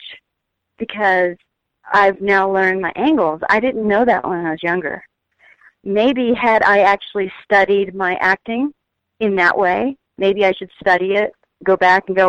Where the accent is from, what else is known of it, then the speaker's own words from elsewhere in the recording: Texas, United States; moved away; I came into the business from Texas, not knowing anybody, not having any family in the business